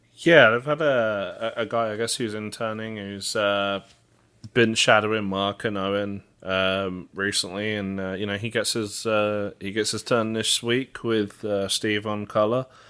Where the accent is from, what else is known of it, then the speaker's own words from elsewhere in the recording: England, United Kingdom; moved away; me being English